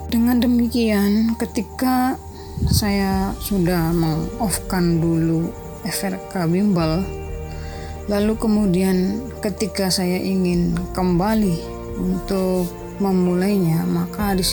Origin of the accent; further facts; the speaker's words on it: Indramayu, West Java, Indonesia; Saya berasal dari Kecamatan Kerangkeng, Kabupaten Indramayu, Umur saya saat ini yaitu 29 tahun.